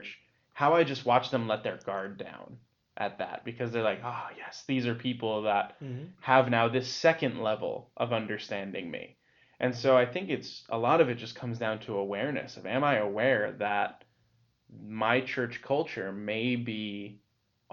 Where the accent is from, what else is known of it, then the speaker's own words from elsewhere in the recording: United States; I'm American